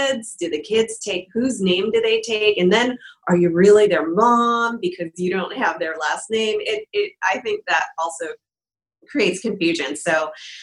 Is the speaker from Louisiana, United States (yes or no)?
no; California, United States; moved away as an adult; now in Portland, United States; We're both from California